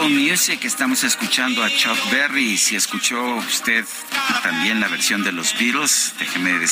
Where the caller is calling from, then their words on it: State of Mexico, Mexico; del Estado de México.